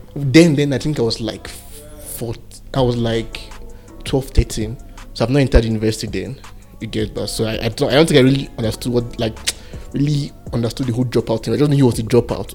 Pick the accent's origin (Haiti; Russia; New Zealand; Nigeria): Nigeria; Jos, Plateau; I was born and raised here in Jos